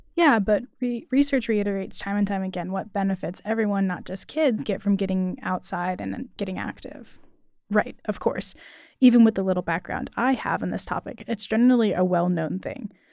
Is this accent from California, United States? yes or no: no; Cary, North Carolina, United States; I am from Cary